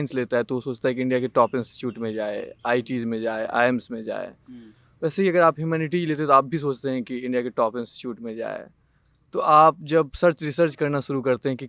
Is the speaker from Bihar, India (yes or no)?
yes; Darbhanga, Bihar, India; moved away as an adult; now in Delhi, India; मैं दरभंगा से आता हूँ बिहार दरभंगा बिहार से